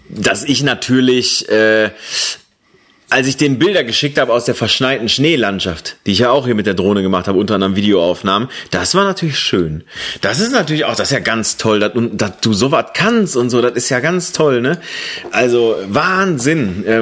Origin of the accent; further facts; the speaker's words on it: Bochum, North Rhine-Westphalia, Germany; Ja, weil ich sag mal so, vielleicht in Bochum. Ja, in meiner Heimatstadt.